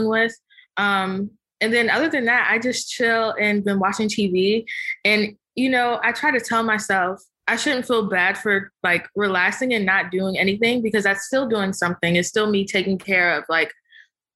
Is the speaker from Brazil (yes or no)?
no; Prince George's County, Maryland, United States; also born or lived in Hughesville, Maryland; now in Tysons Corner, United States; So yeah, growing up, I grew up in PG County